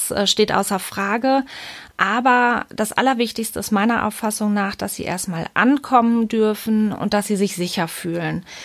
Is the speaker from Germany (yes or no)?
yes; Münster, North Rhine-Westphalia, Germany; ich komme aus Münster.